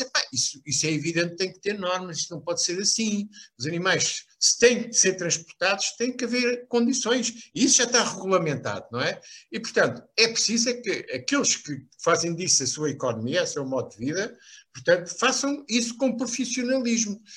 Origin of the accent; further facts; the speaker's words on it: Lisbon, Portugal; also born or lived in Beira Alta; Embora não tenha sido criado na província, fui criado numa zona eh, de Benfica